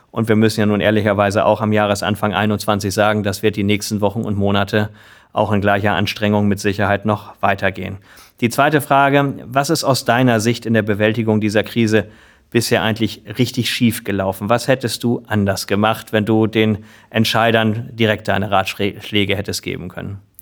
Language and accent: German; Lower Saxony, Germany; Unser Bundesland Niedersachsen